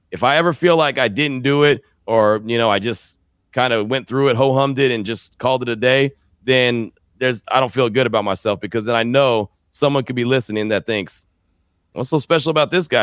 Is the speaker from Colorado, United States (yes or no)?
no; San Francisco Bay Area, California, United States; moved away as an adult; also born or lived in Fresno, California / Central Texas; I grew up in the Bay